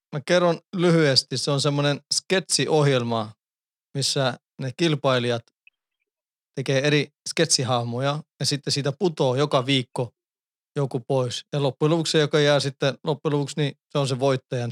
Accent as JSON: {"language": "Finnish", "country": "Sweden", "tie": "born or raised there", "moved": "yes", "lives_now": "Finland", "said": "mä oon syntynyt ja kasvanut Ruotsissa"}